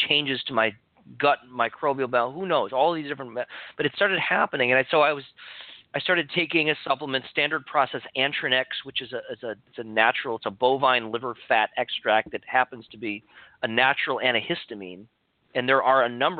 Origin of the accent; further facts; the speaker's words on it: Chicago, Illinois, United States; now in Santa Cruz, United States; when I moved to California from Chicago, where I grew up